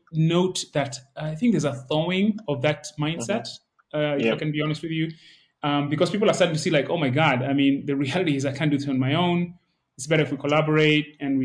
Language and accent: English; Nairobi, Kenya; moved away; also born or lived in Silicon Valley; I grew up in Nairobi